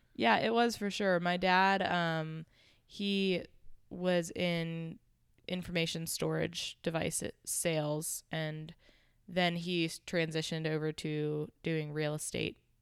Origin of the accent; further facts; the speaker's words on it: Pittsburgh, Pennsylvania, United States; moved away as an adult; also born or lived in Charlotte, North Carolina; now in Jacksonville, United States; I was born and raised in Pittsburgh, Pennsylvania